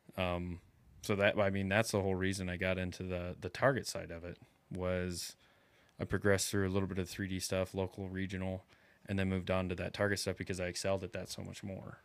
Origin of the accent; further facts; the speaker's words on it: Iowa, United States; now in South Texas, United States; I'm from Iowa, and in Iowa, we, you get a, two full months of archery season